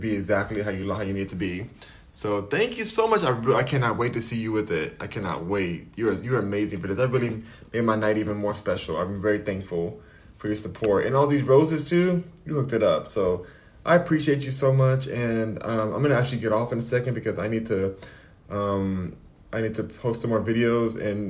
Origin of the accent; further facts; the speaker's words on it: United States; I'm American.